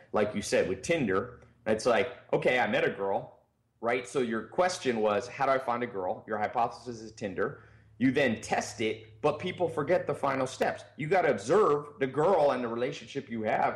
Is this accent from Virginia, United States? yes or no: no; North Carolina, United States; also born or lived in California; I lived in a mobile home when I was a teenager and in, you know, North Carolina. I was born in California